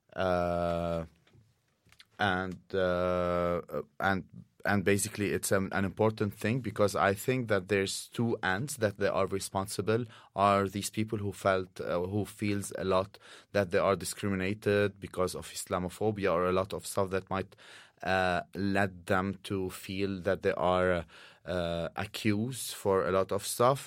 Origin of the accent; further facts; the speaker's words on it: Saudi Arabia; now in Oslo, Norway; I grew up in Saudi Arabia